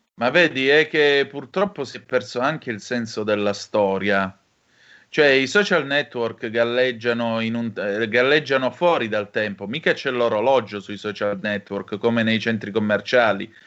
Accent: Calabria, Italy; dalle mie parti in Calabria

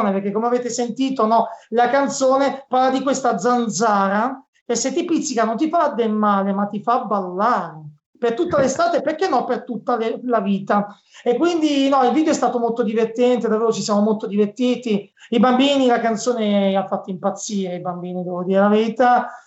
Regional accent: Cinisello Balsamo, Lombardy, Italy; Io sono di Cinisamo Bassamo, in provincia

